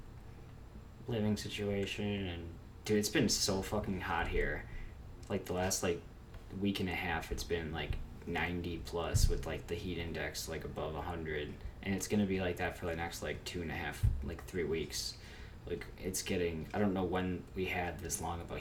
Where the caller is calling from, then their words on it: Aurora, Illinois, United States; calling from Aurora, Illinois.